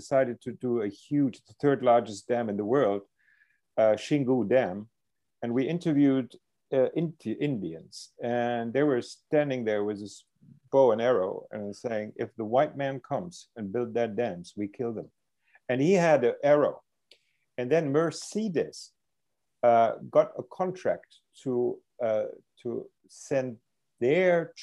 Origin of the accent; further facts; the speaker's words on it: Germany; I grew up in Germany